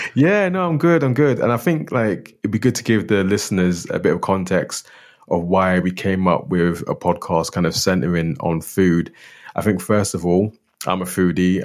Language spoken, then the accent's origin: English; London, United Kingdom; also born or lived in northeast of Scotland; now in Scotland; growing up in London